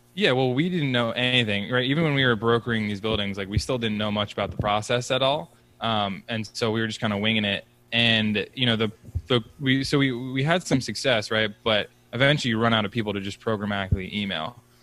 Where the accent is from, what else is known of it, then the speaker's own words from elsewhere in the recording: Philadelphia, Pennsylvania, United States; now in Boston, United States; I grew up actually right outside Philly